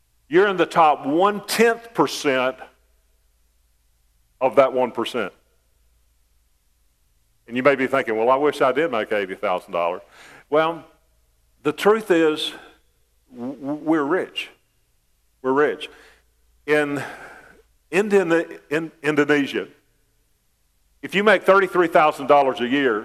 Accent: United States; I was born in America, a land of freedom and riches

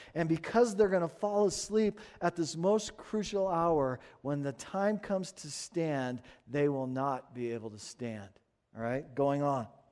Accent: United States; we're American

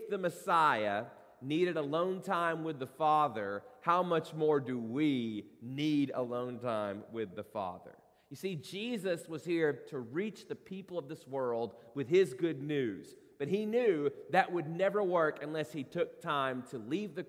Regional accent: Corbin, Kentucky, United States; moved away; my hometown of Corbin, Kentucky

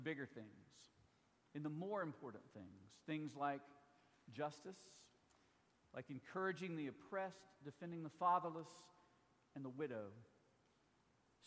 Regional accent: Mississippi, United States; my home state

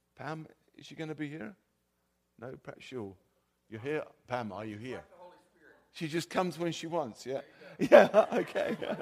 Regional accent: South of England, United Kingdom; accent: South of England; also born or lived in California; now in Sweden; my, my accent is, is from the South of England, not the South of the U S

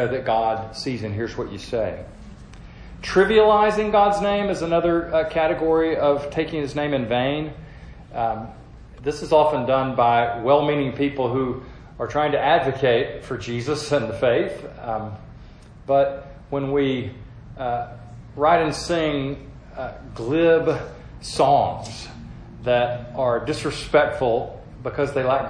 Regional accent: the South, United States; as a Southerner

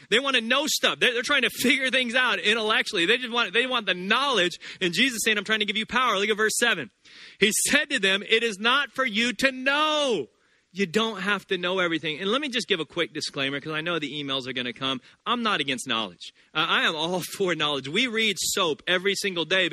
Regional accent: the South, United States; I grew up Baptist in the South

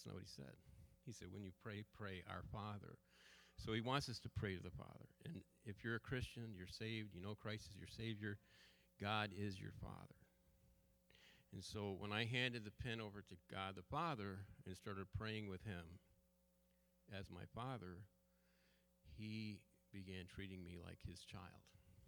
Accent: Munster, Ireland; I have Irish roots. … I'm from County Clare, Ireland, you know.

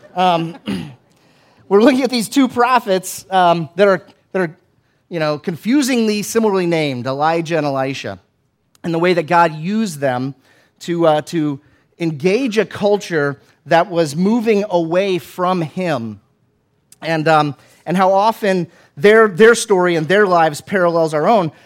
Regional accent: Florida, United States; where I grew up in Florida

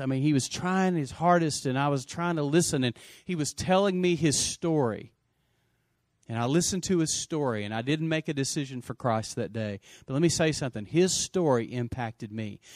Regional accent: Lubbock, Texas, United States; also born or lived in Post, Texas; I grew up in Lubbock

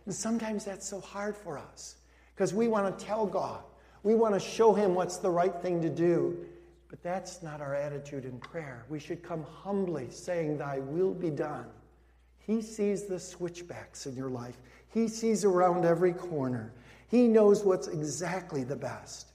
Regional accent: Cicero, Illinois, United States; also born or lived in Denver, Colorado; I grew up in Denver, Colorado before I grew up in Cicero later. I came to Cicero when I was 10 years old

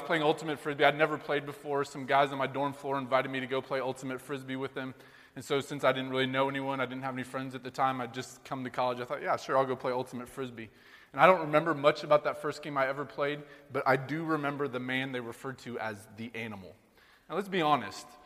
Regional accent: Sheraton, Iowa, United States; now in New York, United States; growing up in Sheraton, Iowa, all the good old times back in rural Iowa growing up

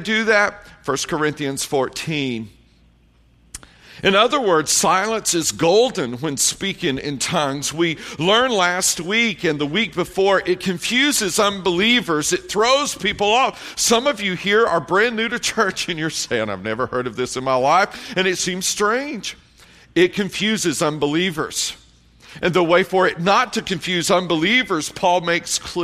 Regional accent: Tennessee, United States; moved away as an adult; also born or lived in Columbia, South Carolina; I grew up in Tennessee, raising hogs.

